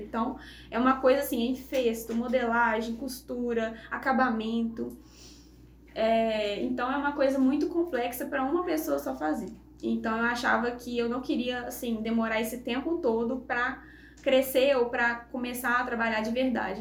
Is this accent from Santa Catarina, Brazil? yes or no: no; Juiz de Fora, Minas Gerais, Brazil; now in Viçosa, Brazil; eu sou de Viçosa, natural de Viçosa, mas morei assim metade da minha vida em Juiz de Fora